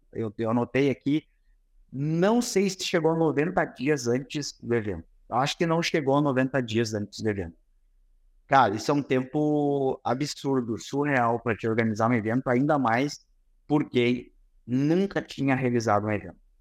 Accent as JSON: {"language": "Portuguese", "town": "Santa Maria", "region": "Rio Grande do Sul", "country": "Brazil", "said": "a gente é de Santa Maria, ambos, né, Davidson? somos Santa Maria"}